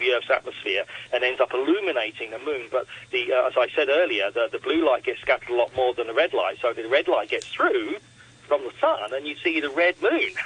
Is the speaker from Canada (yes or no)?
no; Australia; also born or lived in Coonabarabran, New South Wales; now in Hong Kong; I'm from Australia, and, and the night sky there in, in a dark site where I lived in Coonabarabran